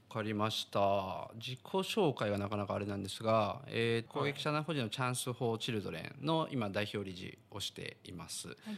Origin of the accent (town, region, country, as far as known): Niigata, Japan; born or raised there; moved away as an adult; also born or lived in Hyogo; now in Sendai, Japan